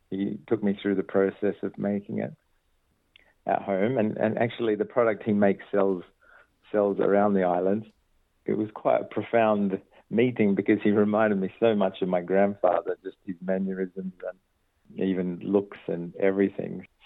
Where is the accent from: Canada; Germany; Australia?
Australia; Perth, Western Australia; born there; So the Maltese heritage is on my dad's side and um, a lot of I was born in Perth and a lot of his family are in Perth